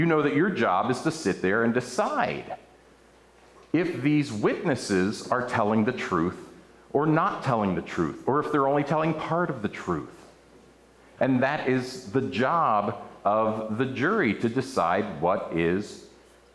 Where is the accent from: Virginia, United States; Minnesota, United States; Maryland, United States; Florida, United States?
Maryland, United States; outside of Baltimore; I grew up outside of Baltimore and went to a church in Dundalk, Maryland